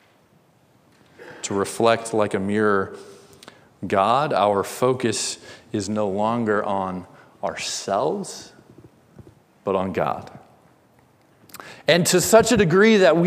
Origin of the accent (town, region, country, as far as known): Indiana, United States; born or raised there